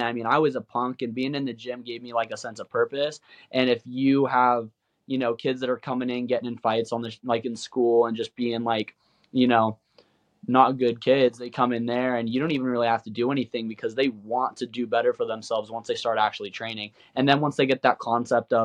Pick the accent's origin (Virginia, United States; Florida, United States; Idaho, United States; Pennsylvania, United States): Idaho, United States; Boise; also born or lived in Nampa, Idaho; we're from Idaho, Boise, Idaho, and Kimbo, he was living at our house in Nampa